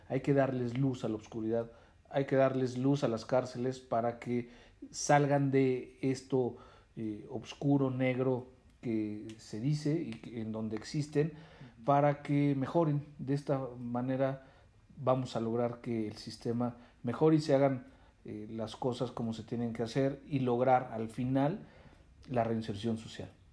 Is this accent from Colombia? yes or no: no; Mexico